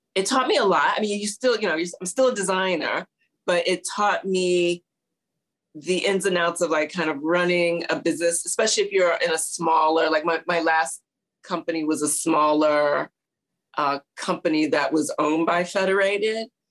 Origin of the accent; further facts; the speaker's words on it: St. Louis, Missouri, United States; also born or lived in Houston, Texas; now in New York City, United States; we my dad was transferred to St. Louis